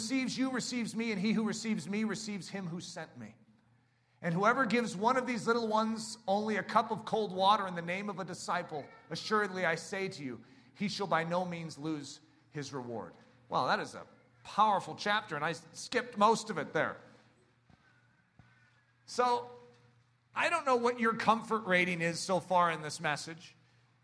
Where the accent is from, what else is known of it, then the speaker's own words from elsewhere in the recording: United States; I love being an American